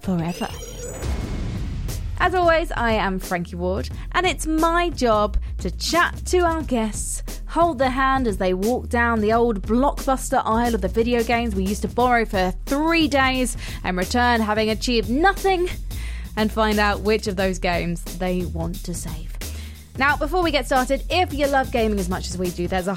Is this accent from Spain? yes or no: no; United Kingdom; us in the UK